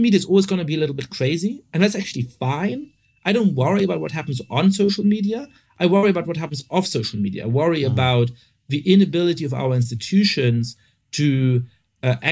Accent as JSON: {"language": "English", "country": "Germany", "tie": "born or raised there", "also_born_or_lived": "Italy / France / United Kingdom", "moved": "yes", "lives_now": "United States", "said": "I grew up in Germany and I've lived in Italy and France and I went to college in Britain and I, you know, I'm living in the States now"}